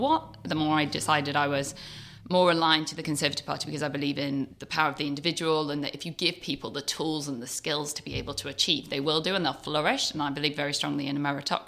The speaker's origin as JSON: {"language": "English", "area": "Cheshire", "region": "North West England", "country": "United Kingdom", "tie": "born or raised there", "also_born_or_lived": "York", "moved": "as an adult", "said": "I grew up in Cheshire in a small little village with my mum, dad and a little sister"}